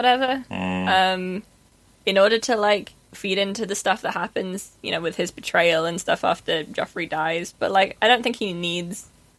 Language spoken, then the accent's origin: English; United Kingdom